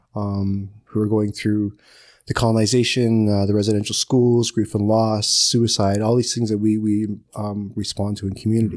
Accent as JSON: {"language": "English", "area": "Curve Lake First Nation", "region": "Ontario", "country": "Canada", "said": "I'm from Curve Lake First Nation"}